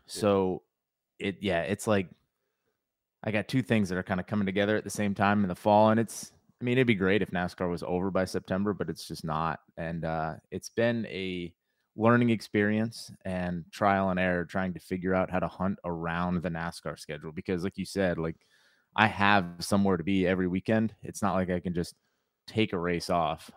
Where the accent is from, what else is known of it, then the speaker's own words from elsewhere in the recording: Connecticut, United States; moved away as an adult; now in North Carolina, United States; I grew up in Connecticut.